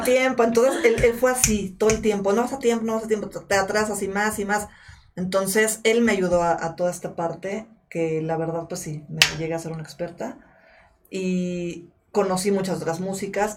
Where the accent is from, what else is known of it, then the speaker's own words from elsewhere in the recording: Mexico; yo nací acá y yo soy mexicana